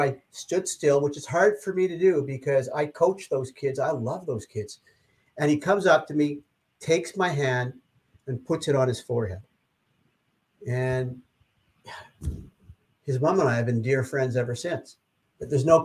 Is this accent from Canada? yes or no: yes; Canada; like a good Canadian